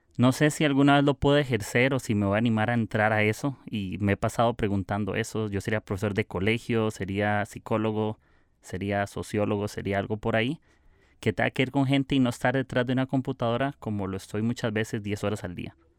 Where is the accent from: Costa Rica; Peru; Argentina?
Costa Rica; soy de Costa Rica